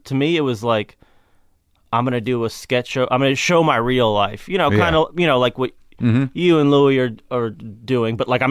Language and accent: English; Kentucky, United States; Yeah, I grew up in Kentucky. My family's mostly from Tennessee. Jews from Tennessee and Kentucky.